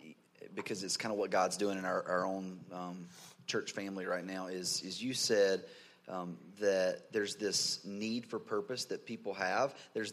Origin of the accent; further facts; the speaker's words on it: Concord, North Carolina area, United States; I was born and raised in this area too.